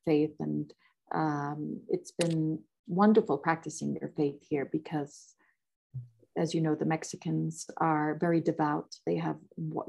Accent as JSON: {"language": "English", "country": "Qatar", "tie": "born or raised there", "said": "I am of Lebanese heritage, and I was born and brought up in Qatar"}